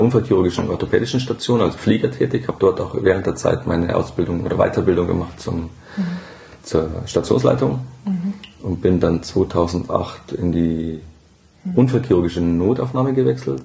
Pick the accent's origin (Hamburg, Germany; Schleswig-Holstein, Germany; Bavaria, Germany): Bavaria, Germany; Burgmühl; ich bin äh, in Burgmühl aufgewachsen